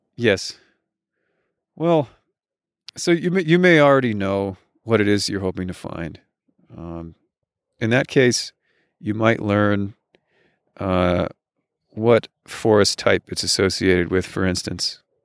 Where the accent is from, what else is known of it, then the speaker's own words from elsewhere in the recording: United States; As an American